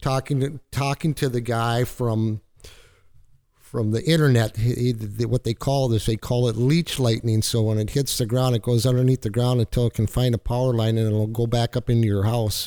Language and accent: English; Minnesota, United States; moved away as an adult; now in Florida, United States; I'm a fisherman from Minnesota